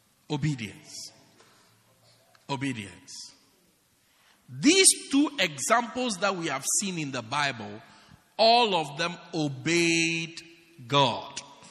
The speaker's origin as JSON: {"language": "English", "town": "Pietermaritzburg", "region": "KwaZulu-Natal", "country": "South Africa", "said": "Why do you want to make me great at Newcastle when I am from Pietermaritzburg?"}